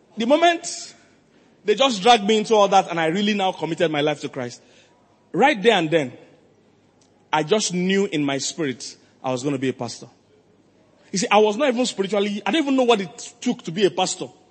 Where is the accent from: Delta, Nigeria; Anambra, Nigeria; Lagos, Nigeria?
Lagos, Nigeria; moved away; also born or lived in Makurdi; I'm from Lagos